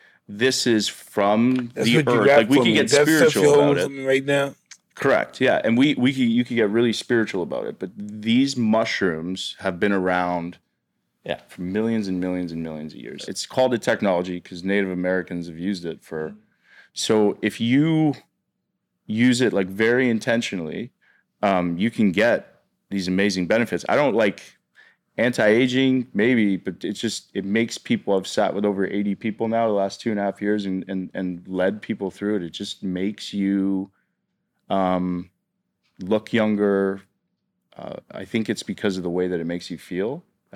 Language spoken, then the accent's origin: English; Canada; And for my whole life, I grew up in Canada.